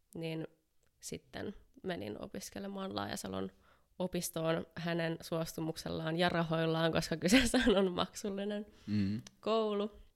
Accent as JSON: {"language": "Finnish", "town": "Helsinki", "region": "Uusimaa", "country": "Finland", "said": "mä oon helsinkiläinen valokuvaaja"}